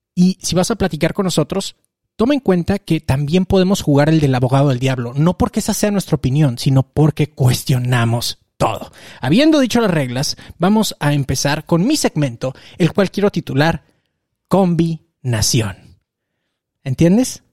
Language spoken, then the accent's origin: Spanish; Mexico; como mexicanos